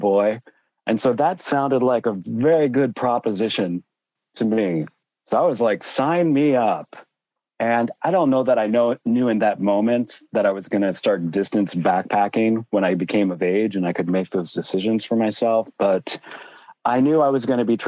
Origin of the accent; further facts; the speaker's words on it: Western Pennsylvania, United States; growing up in Pennsylvania, I was in very close proximity to the Appalachian Trail